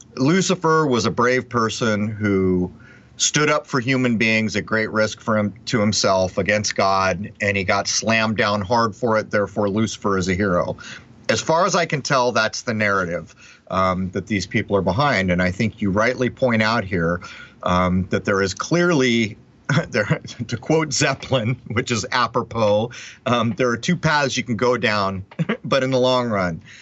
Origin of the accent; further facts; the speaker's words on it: San Diego, California, United States; moved away; I'm from San Diego